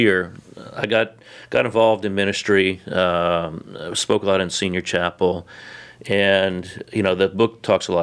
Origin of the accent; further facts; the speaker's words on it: New Orleans, Louisiana, United States; growing up in New Orleans, a kid of the South